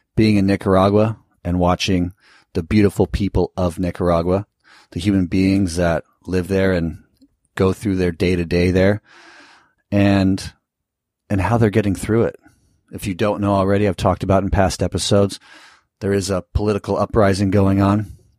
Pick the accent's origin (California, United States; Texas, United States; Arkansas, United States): California, United States; I live in, I come from California